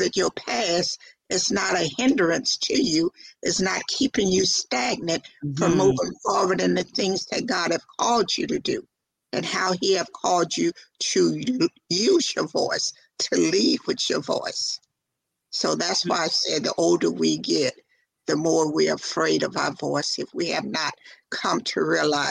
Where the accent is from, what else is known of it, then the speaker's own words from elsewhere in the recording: the South, United States; accent: country twang; I'm from the South, so therefore I have that country twang in my voice